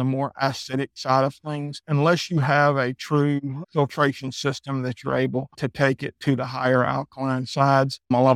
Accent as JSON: {"language": "English", "town": "Athens", "region": "Georgia", "country": "United States", "moved": "as an adult", "said": "Originally, I'm from Georgia, Athens, Georgia"}